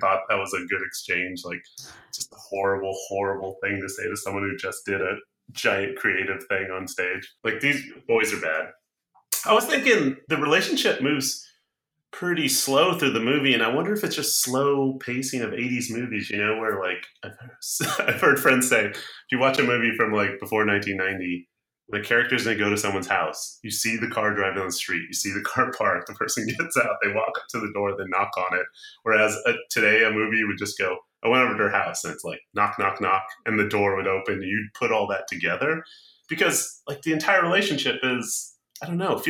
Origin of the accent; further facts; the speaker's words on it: Orange County, California, United States; I grew up in Orange County, California. So it was home, school, mall, Brea Mall.